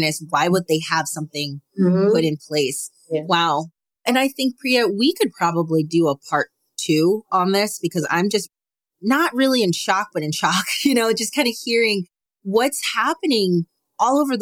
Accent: United States; I can only speak as an American educator

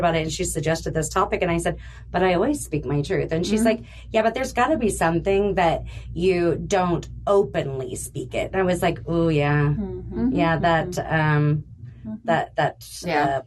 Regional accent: Modesto, California, United States; now in Utah, United States; I grew up in the San Joaquin Valley, Modesto

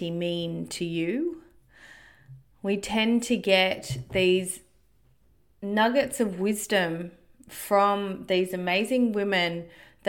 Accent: Australia; Growing up in Australia, disconnected from my country and being immersed in my culture.

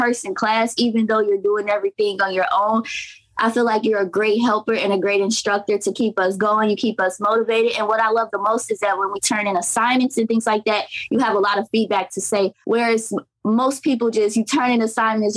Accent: Crete, Illinois, United States; also born or lived in Gary, Indiana; I am from Gary, Indiana, but I was born and raised on the south side of Chicago in a particular city called Crete, Illinois

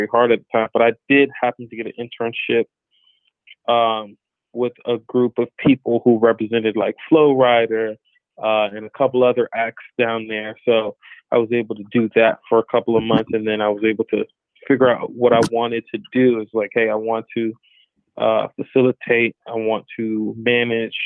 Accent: Palm Beach, Florida, United States; moved away as an adult; also born or lived in Broward County, Florida; now in Los Angeles, United States; Prior to LA, I grew up in Florida. Florida is where I'm from. I was born in Broward County, raised in Palm Beach, Florida

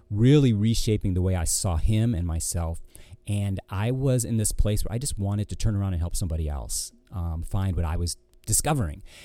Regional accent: Ortonville, Michigan, United States; also born or lived in Florida / California / Georgia; now in Virginia, United States; I grew up in a small town called Ortonville

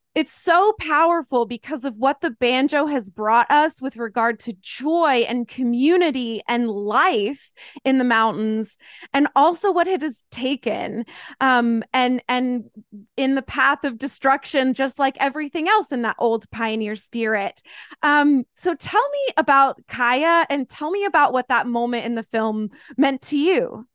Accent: Asheville, North Carolina, United States; I grew up in the Asheville area

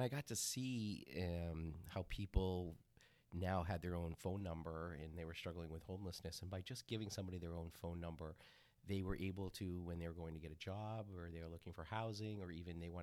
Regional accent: Yarmouth, Maine, United States; I grew up in Yarmouth, Maine, right outside of Portland

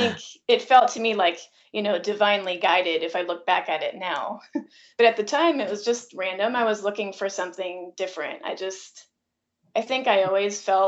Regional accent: Wisconsin, United States; now in Asheville, United States; I am from Wisconsin, a small little town in Wisconsin.

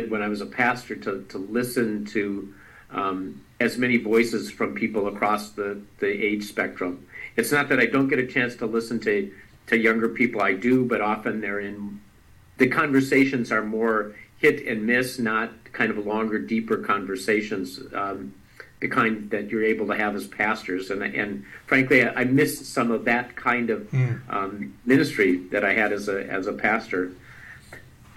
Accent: Duluth, Minnesota, United States; now in Michigan, United States; I grew up in Duluth, Minnesota.

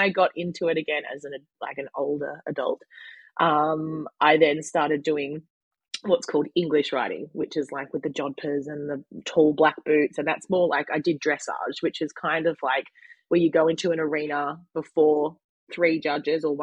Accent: Frankston, Victoria, Australia; also born or lived in Lang Lang, Victoria; I'm originally from Frankston

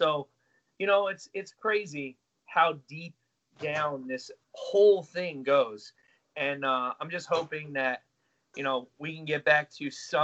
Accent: United States; we're from the States.

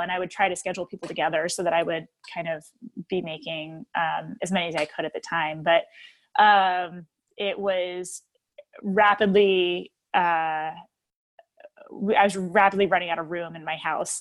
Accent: New Jersey, United States; moved away as an adult; now in Oak Park, United States; my hometown, like that was, we had a bunch of home, mom and pop bagel stores

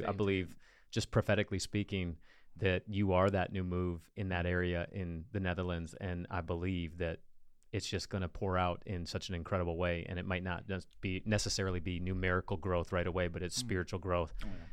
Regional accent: United States; as an American

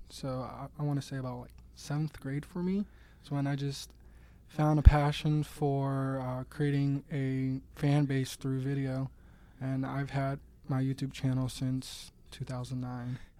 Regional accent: Swissvale, Pennsylvania, United States; I'm originally from Swissville, not too far from, uh, Mass Solutions headquarters

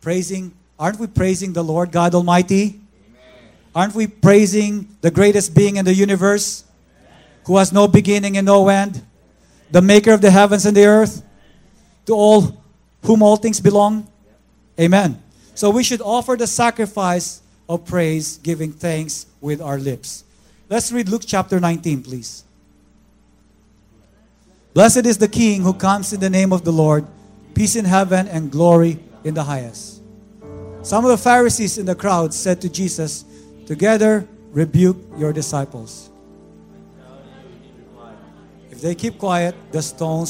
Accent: Philippines; moved away; I'm from the Philippines

